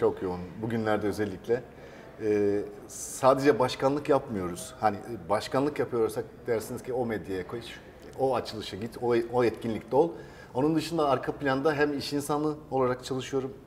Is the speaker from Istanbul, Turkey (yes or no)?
no; Seydişehir, Konya, Turkey; Ee, ben Seydişehir Konya doğumluyum